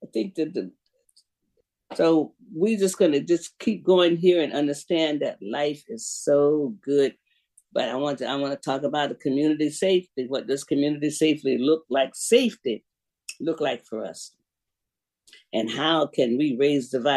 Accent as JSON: {"language": "English", "town": "Jacksonville", "region": "Florida", "country": "United States", "moved": "yes", "said": "I'm from Jacksonville"}